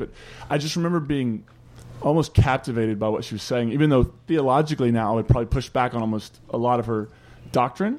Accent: Eastern Kentucky, United States; also born or lived in West Virginia; I'm from Eastern Kentucky, West Virginia area

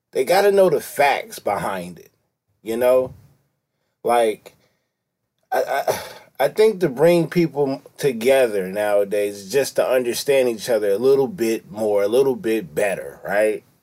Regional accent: California, United States; I'm from California. This is Los Angeles.

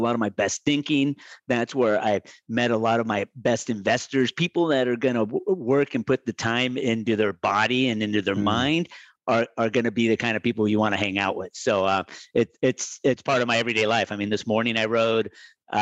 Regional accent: Medellín, Antioquia, Colombia; now in United States; I was born in Medellin, Colombia, where we're known for our climbing

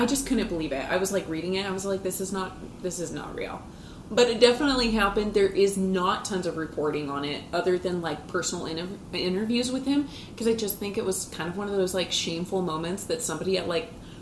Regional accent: Houston, Texas, United States; two American girls from Houston, Texas

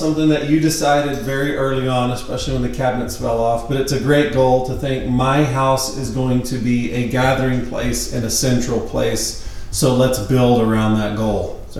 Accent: United States; as an American

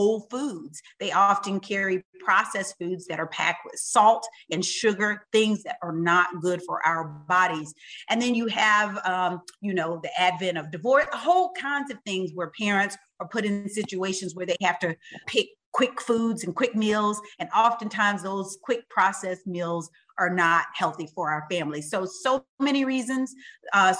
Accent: Utica, Mississippi, United States; I grew up in Mississippi, in a little bitty teeny town called Utica

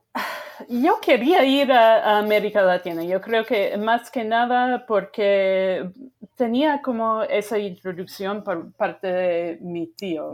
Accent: Sheboygan, Wisconsin, United States; yo crecí en Wisconsin, en un pueblo que se llama Sheboygan

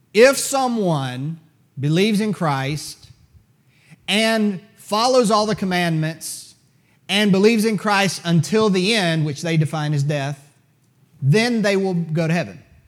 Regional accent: United States; as an American

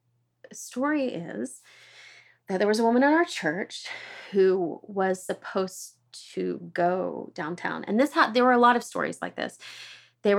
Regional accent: Oklahoma, United States; I grew up in Oklahoma

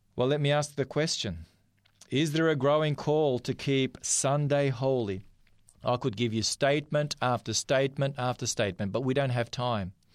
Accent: North Macedonia; now in Australia; from the part of the world that I am, I'm from Macedonia

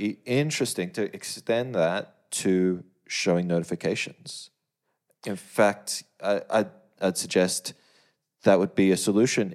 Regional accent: Australia; as, as an Australian

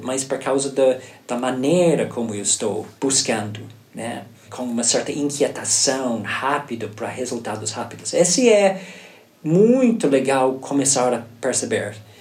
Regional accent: Ireland; Portuguese is a second language; moved away as an adult; now in Brazil; eu nasci na Irlanda

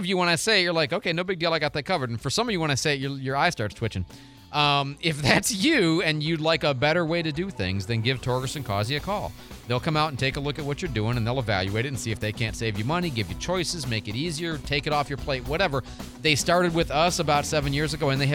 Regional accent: Midwest, United States; now in Pensacola, United States; I grew up in the Midwest

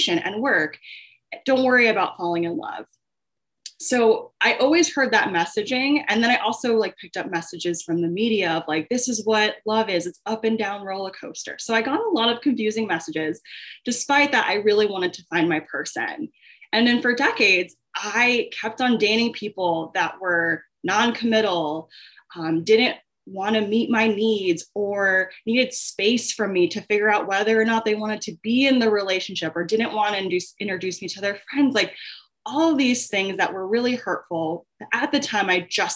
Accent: Long Beach, California, United States; now in Chicago, United States; I am originally from Long Beach, California, but I now reside in Chicago, Illinois

